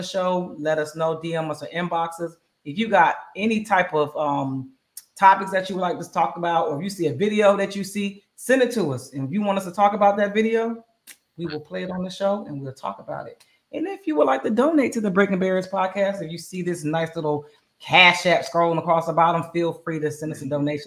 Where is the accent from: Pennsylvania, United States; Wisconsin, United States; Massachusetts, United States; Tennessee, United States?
Pennsylvania, United States; Bristol; my hometown, Bristol, Pennsylvania